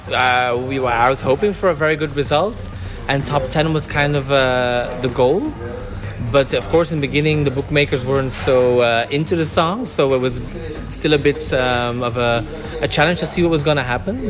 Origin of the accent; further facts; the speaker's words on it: Belgium; I'm doing a lot of gigs in the Benelux because I'm from Belgium.